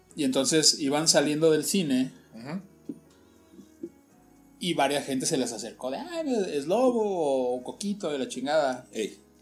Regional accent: Guadalajara, Jalisco, Mexico; nosotros como tapatíos

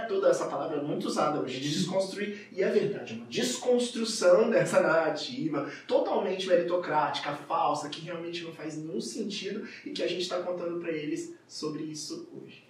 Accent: Juiz de Fora, Minas Gerais, Brazil; eu sou de Juiz de Fora, Minas Gerais, aqui pertinho, né, do Rio, e a minha cidade é uma cidade muito racista

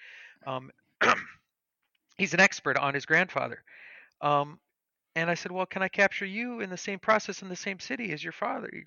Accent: Bismarck, North Dakota, United States; here in Bismarck, North Dakota, same city as me, my hometown

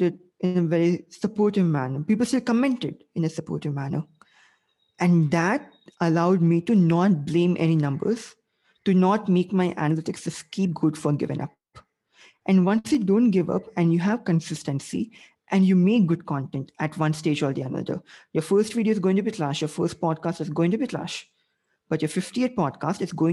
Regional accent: India; I'm Asian. I'm Indian.

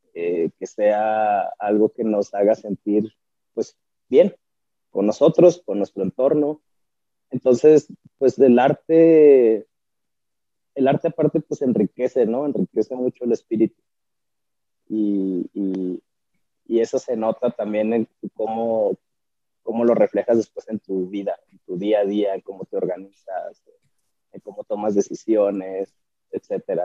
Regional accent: Chihuahua, Mexico; soy artista visual chihuahuense

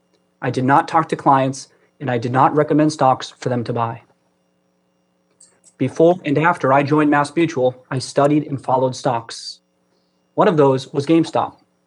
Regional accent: Brockton, Massachusetts, United States; I grew up in Brockton, Massachusetts. My family was not wealthy.

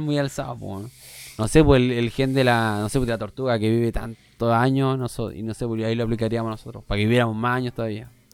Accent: Norte Grande, Chile; los que somos del norte nos entendemos

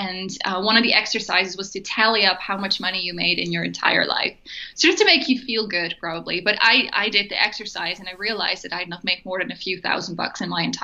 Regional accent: Netherlands; moved away as an adult; also born or lived in Germany; I grew up in Holland, so I'm Dutch.

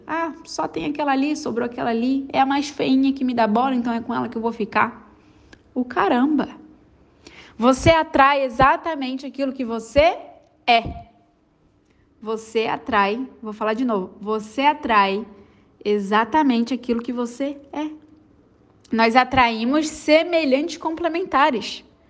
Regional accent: Florianópolis, Santa Catarina, Brazil; não sou carioca, sou, sou manezinha

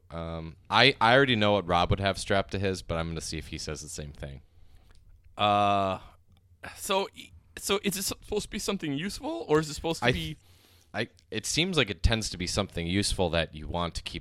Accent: United States; I'm American oh. and an only child

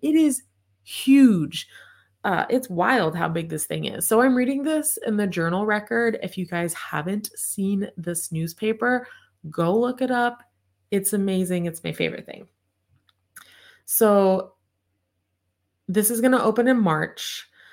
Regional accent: Tulsa, Oklahoma, United States; moved away as an adult; now in Oklahoma City, United States; it's a Tulsa number, but I live in Oklahoma City. 'cause I'm from Tulsa.

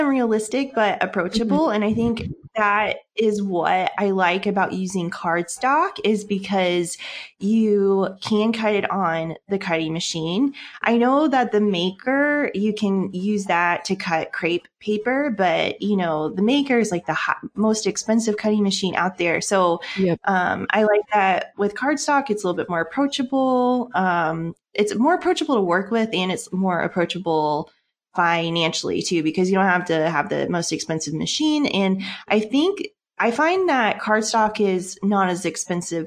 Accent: Seattle, Washington, United States; moved away as an adult; now in Netherlands; So I'm originally from the States. I'm from Seattle, Washington, and we moved to the Netherlands for my husband's job a couple years ago

